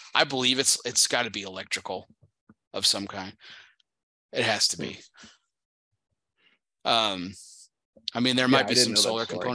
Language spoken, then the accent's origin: English; El Paso, Texas, United States; moved away as an adult; also born or lived in Dallas-Fort Worth; I grew up in El Paso